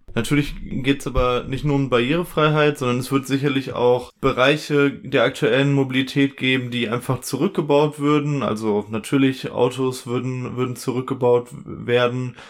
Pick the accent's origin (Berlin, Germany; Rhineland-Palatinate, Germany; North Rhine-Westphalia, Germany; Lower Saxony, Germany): North Rhine-Westphalia, Germany; Ruhr area; bei uns im Ruhrgebiet